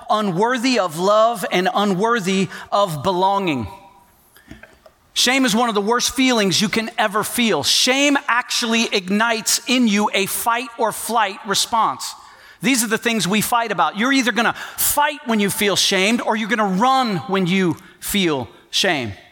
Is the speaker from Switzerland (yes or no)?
no; Port-au-Prince, Ouest, Haiti; So, my parents were missionaries. I grew up in Port au Prince, Haiti, and uh, I went to an international school, union school, a lot of different nationalities.